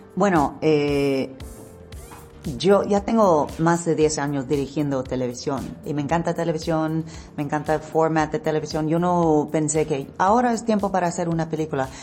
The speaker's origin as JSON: {"language": "Spanish", "country": "United States", "tie": "born or raised there", "second_language": "Spanish", "said": "yo nací en Estados Unidos, pero en Estados Unidos yo soy la mexicana. Cuando voy a México, yo soy la americana."}